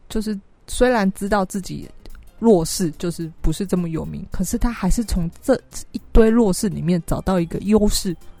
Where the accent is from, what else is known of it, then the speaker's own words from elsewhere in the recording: Taiwan; 我是台湾人